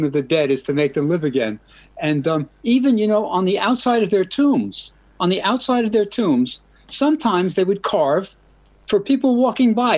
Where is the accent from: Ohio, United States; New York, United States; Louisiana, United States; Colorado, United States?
New York, United States; I'm also a New Yorker